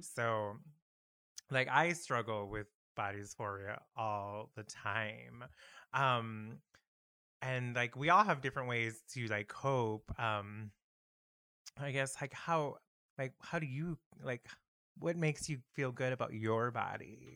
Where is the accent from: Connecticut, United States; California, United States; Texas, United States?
Texas, United States; El Paso; moved away; I'm from Texas